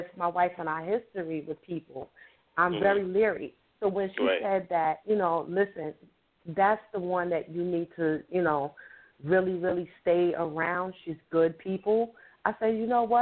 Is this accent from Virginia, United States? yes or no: no; New York City, New York, United States; moved away; also born or lived in Long Island; I'm a Queens girl. I grew up in Queens